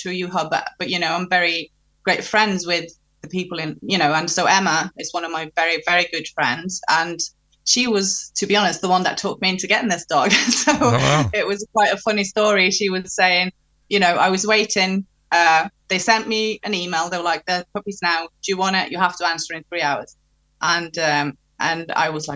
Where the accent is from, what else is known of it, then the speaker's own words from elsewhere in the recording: Norway; moved away; I'm from Norway. So when I'm in Norway, I talk to her in Norwegian. But when I'm here, mainly I'm around English people